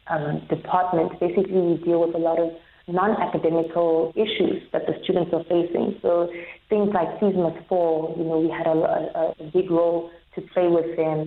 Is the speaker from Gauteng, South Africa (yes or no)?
yes; Johannesburg, Gauteng, South Africa; now in Cape Town, South Africa; from Johannesburg.